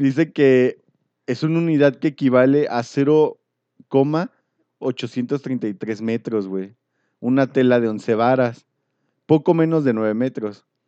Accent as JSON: {"language": "Spanish", "country": "Mexico", "said": "antes era muy común como mexicano ir a comprar al mercado."}